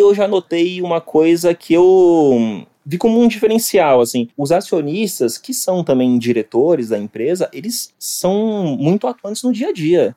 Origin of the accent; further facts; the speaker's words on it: Guarujá, São Paulo, Brazil; eu venho aqui do Guarujá, né, litoral de São Paulo, e, bem, eu comecei a trabalhar mesmo com 11 anos.